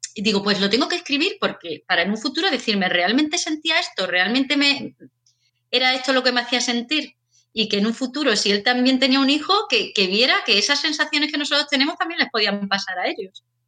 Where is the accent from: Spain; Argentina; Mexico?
Spain; Seville, Andalusia; now in Bilbao, Spain; yo soy de Sevilla, pero ahora vivo en Bilbao